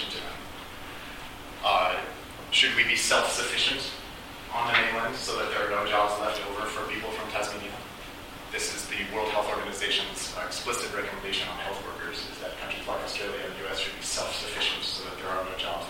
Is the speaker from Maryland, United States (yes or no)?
no; New York City, New York, United States; now in Washington, D.C., United States; I was born in New York City, I live in Washington, D.C.